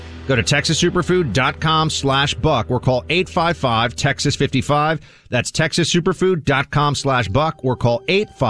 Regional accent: New York City, New York, United States; just to speak as a New Yorker

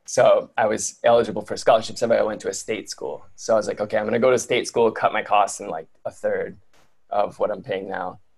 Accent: Detroit, Michigan, United States; moved away; I grew up in Detroit in like on the border. We're on the border with Windsor, Canada

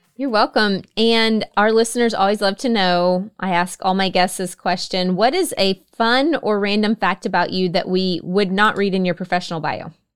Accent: Oklahoma, United States; I grew up in Oklahoma as well

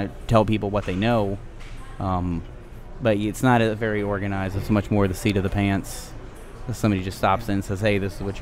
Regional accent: New Orleans, Louisiana, United States; I was raised on the Point

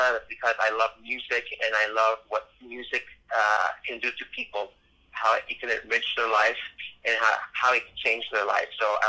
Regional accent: Miami, Florida, United States; So when you're in Miami, then you're in my hometown.

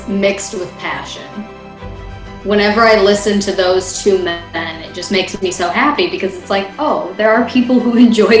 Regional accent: Minnesota, United States; As a Minnesotan, again, this goes back to like my lack of knowledge of the Civil War. Born and raised so far north of the Mason-Dixon line

